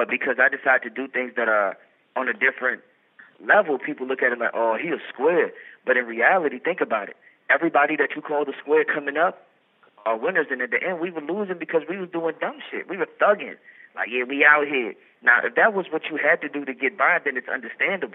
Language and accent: English; Memphis, Tennessee, United States; I'm from North Memphis